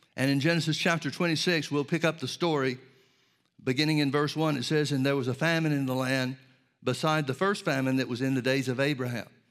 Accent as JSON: {"language": "English", "town": "Birmingham", "region": "Alabama", "country": "United States", "tie": "born or raised there", "said": "when I was a kid growing up in Birmingham, Alabama"}